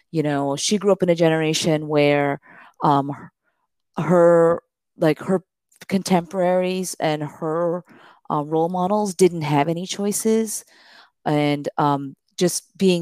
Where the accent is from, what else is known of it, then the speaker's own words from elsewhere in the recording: Miami, Florida, United States; I grew up in Miami, Florida